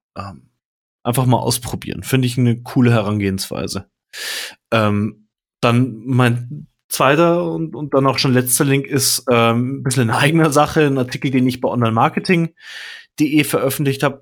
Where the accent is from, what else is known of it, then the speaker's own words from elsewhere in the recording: Munich, Bavaria, Germany; Ich bin zum Beispiel voll der Münchner und super Nymphenburger, also aus dem Viertel, aus dem ich komme